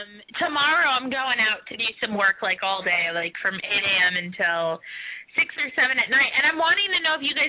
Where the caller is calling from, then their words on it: Minneapolis, Minnesota, United States; I'm calling from Minneapolis.